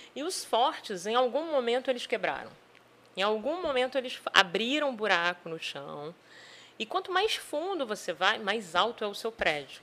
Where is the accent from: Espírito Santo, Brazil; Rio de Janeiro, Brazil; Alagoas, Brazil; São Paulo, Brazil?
Espírito Santo, Brazil; Vila Velha; also born or lived in Macaé; now in Campos dos Goytacazes, Brazil; Eu sou do Espírito Santo, de Vila Velha